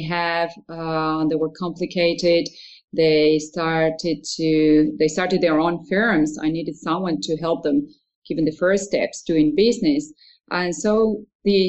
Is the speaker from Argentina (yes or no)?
yes; Argentina; moved away as an adult; now in Netherlands; I was born in Argentina, and after finishing high school, I studied architecture for a few years